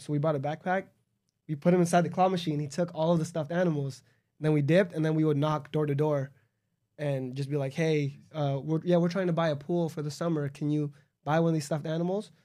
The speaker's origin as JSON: {"language": "English", "town": "Los Angeles", "region": "California", "country": "United States", "said": "I'm from Los Angeles, like a suburb in Los Angeles."}